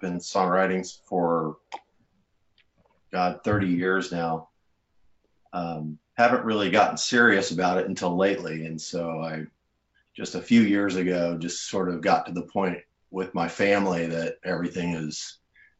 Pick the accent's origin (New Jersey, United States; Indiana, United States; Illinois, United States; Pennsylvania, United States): Indiana, United States; Noblesville; born or raised there; moved away; also born or lived in Las Vegas